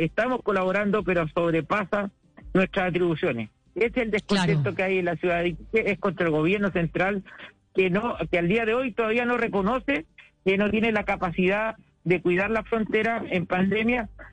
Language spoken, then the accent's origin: Spanish; Chile; now in Iquique, Chile; como diríamos chilenos